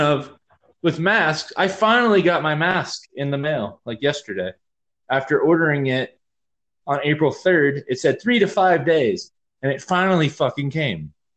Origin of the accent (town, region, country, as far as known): Georgia, United States; born or raised there; moved away